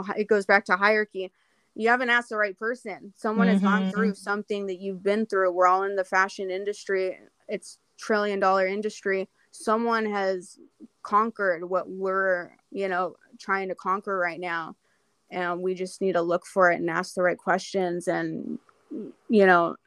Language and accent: English; Arizona, United States; moved away; I was born in Arizona